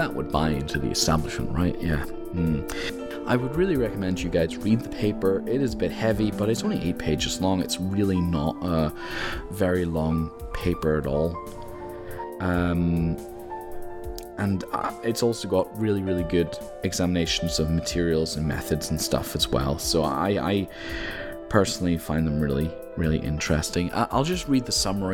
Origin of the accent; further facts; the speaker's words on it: Northern Ireland, United Kingdom; moved away as an adult; also born or lived in mainland Europe; now in Scotland, United Kingdom; I was born in Europe, I'm mainland Europe, at 4 years old I moved to Northern Ireland, where my father's from, and I lived in Northern Ireland for my whole life, and then I studied in Scotland, and I live in Scotland